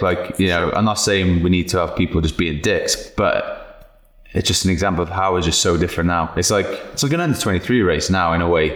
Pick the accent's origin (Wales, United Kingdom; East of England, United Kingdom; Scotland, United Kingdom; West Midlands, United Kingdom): Wales, United Kingdom; Cardiff; moved away as an adult; just left Cardiff. You know, 20 degrees was warm for me